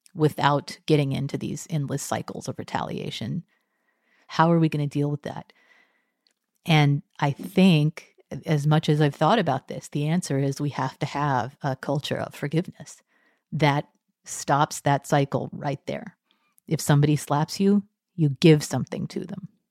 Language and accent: English; Texas, United States; moved away; also born or lived in Cambridge; I was raised Methodist in Texas